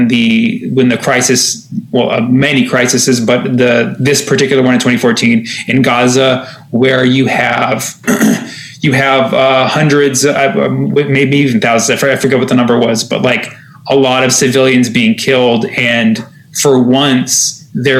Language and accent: English; United States; growing up, my identity is American. I never really, like, identified as Palestinian.